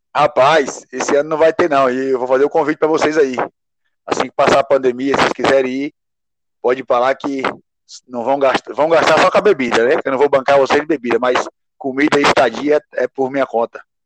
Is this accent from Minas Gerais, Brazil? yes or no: no; Bahia, Brazil; born or raised there; moved away